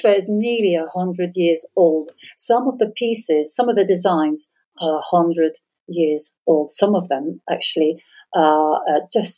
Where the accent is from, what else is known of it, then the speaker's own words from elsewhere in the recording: France; moved away as an adult; now in England; I'm half English and half French, born in France